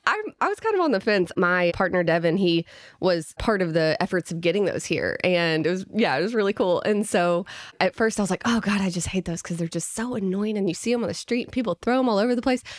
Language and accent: English; Little Rock, Arkansas, United States; moved away as an adult; now in Fayetteville, United States; I'm originally from Little Rock, Arkansas.